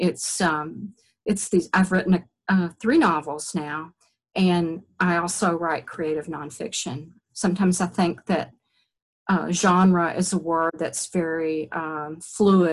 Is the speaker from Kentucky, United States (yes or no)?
yes; Eastern Kentucky, United States; moved away as an adult; also born or lived in Virginia; I wrote a collection for my thesis there at University of Virginia of stories about growing up in Eastern Kentucky